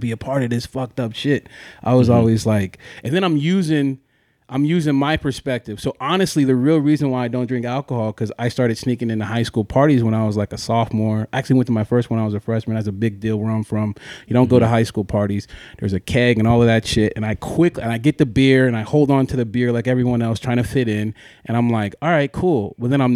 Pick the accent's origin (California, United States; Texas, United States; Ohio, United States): California, United States; Ridgecrest; I'm from Ridgecrest, California.